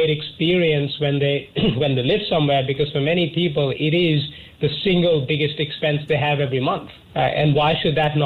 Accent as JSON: {"language": "English", "country": "India", "tie": "born or raised there", "also_born_or_lived": "Canberra, Australia", "moved": "as an adult", "said": "I was born in India and I moved to Australia for university when I was 17"}